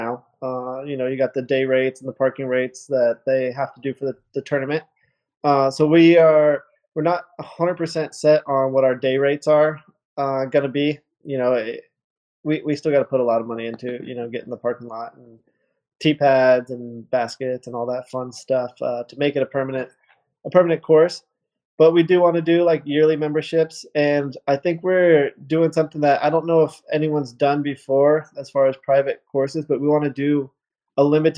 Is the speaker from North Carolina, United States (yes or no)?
no; California, United States; growing up in California